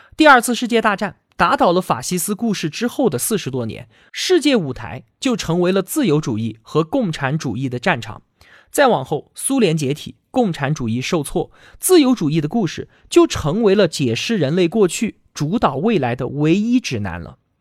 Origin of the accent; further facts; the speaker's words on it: China; 我们中国各地